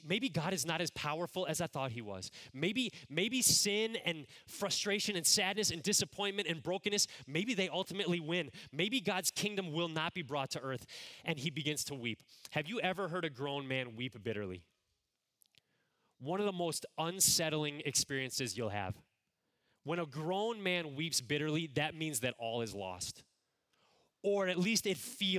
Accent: Cleveland, Ohio, United States; moved away as an adult; also born or lived in Chicago area; I grew up in the Cleveland, Ohio area

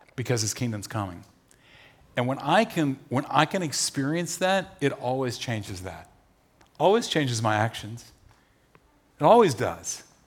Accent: Nashville, Tennessee, United States; we're from Nashville.

